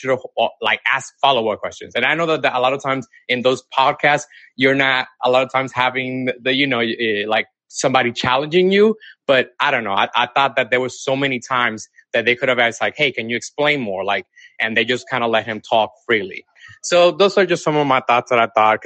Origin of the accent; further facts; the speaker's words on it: Dominican Republic; now in Atlanta, United States; I'm originally from Dominican Republic, but I live in Atlanta, okay. Georgia now.